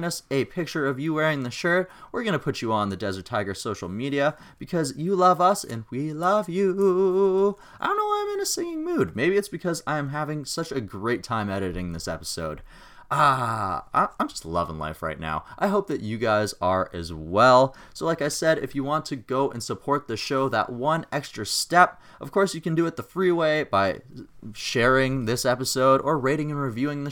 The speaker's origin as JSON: {"language": "English", "town": "Regina", "region": "Saskatchewan", "country": "Canada", "tie": "born or raised there", "said": "my hometown of Regina, Saskatchewan"}